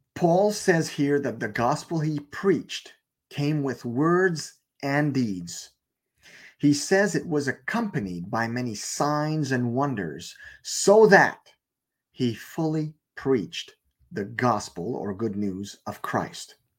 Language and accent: English; Canada; I was born in Canada, therefore I am a Canadian citizen